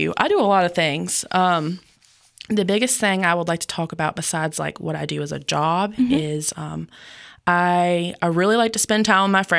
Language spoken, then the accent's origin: English; Yanceyville, North Carolina, United States; also born or lived in Goldsboro, North Carolina; right now, I live in Yanceyville, North Carolina. That's pretty much where I grew up. I was born in Goldsboro, North Carolina